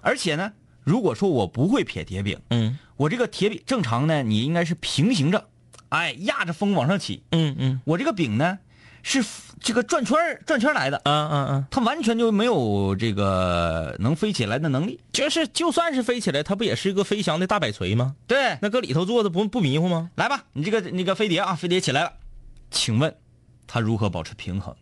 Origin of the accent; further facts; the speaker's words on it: Northeast China, China; 我们东北这边